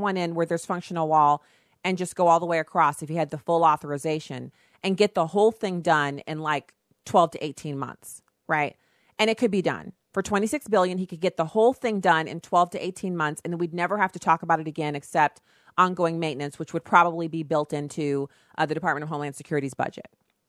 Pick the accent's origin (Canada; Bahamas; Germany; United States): Germany; That's like almost a Fußgänger zone, which is what I'm used to calling it because I grew up in Germany